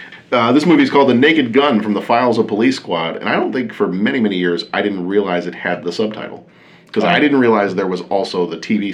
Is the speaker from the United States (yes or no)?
yes; Dallas, Texas, United States; I grew up in Dallas